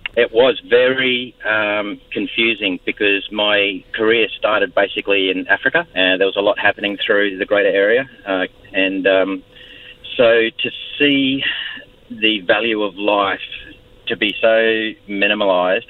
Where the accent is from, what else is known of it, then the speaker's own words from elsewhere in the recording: Australia; also born or lived in Fiji / United States; I'm Australian